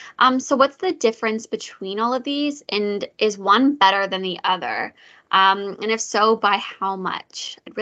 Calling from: Ottawa, Ontario, Canada; I'm calling from Ottawa.

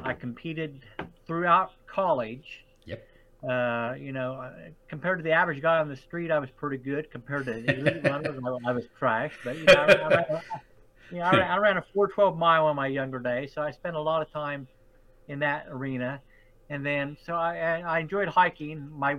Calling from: Terre Haute, Indiana, United States; So I'm in Terre Haute, Indiana, which is in the Midwest, about 4 hours or so south of Chicago.

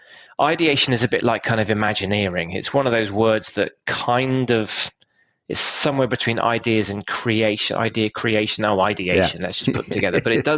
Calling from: Bristol, South West England, United Kingdom; I'm joining you from slightly overcast Bristol, UK. It's a bit cold.

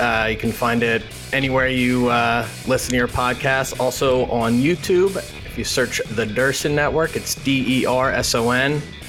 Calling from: Bethlehem, Pennsylvania, United States; calling in from Bethlehem, Pennsylvania.

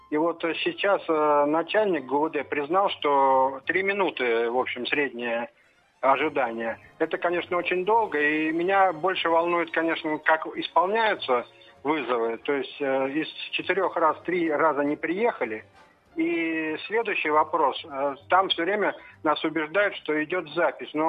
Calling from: Dedovsk, Moscow Oblast, Russia; Здравствуйте, я из Дедовска.

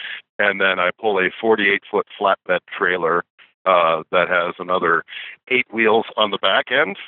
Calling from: Aurora, Nebraska, United States; I am calling from the Love's truck stop in, I'm at mile 332 on I-80 in Nebraska. Let me open my trusty Rand McNally trucker atlas, and I can tell you that the town is Giltner, Nebraska. No, I'm sorry, I tell a lie. Aurora, Nebraska.

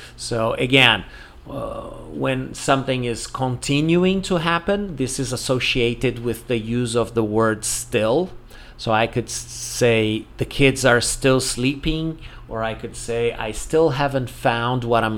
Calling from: Porto Alegre, Rio Grande do Sul, Brazil

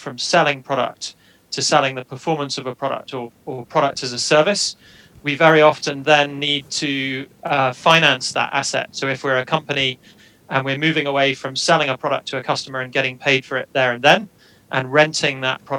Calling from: Edinburgh, Scotland, United Kingdom; I'm joining you from Edinburgh in Scotland today.

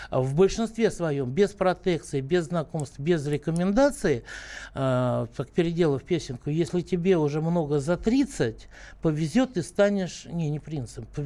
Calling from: Moscow, Russia; Я из Москвы

